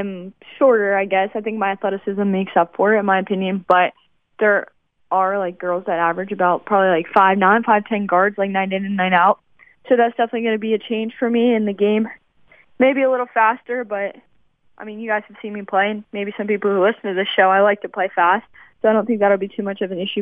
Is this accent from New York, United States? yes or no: no; West Virginia, United States; it's in West Virginia. I'm proud of my home state